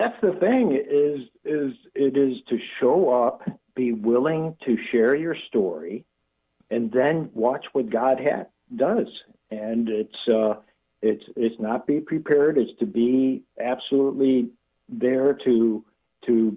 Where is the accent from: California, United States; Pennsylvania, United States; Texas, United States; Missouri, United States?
Texas, United States; Houston; I'm from Houston.